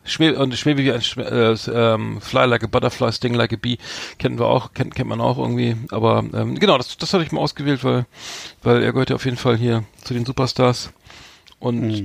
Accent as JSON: {"language": "German", "region": "Bremen", "country": "Germany", "said": "als Bremer nicht der, der geborene Großstädter"}